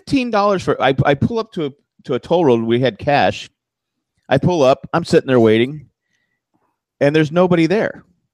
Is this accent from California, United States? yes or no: yes; California, United States; now in Tennessee, United States; I'm actually from California. I just live here.